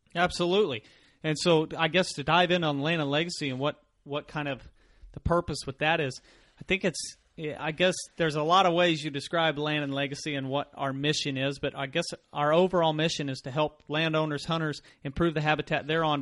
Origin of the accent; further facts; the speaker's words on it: Mansfield, Missouri, United States; I grew up in Mansfield, Missouri, Home of Laura Ingalls Wilder